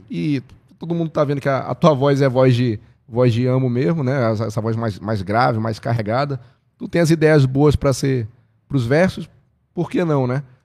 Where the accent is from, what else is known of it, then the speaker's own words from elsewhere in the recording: Parintins, Amazonas, Brazil; tenho muito orgulho de representar minha terra, que é Parintins, Amazonas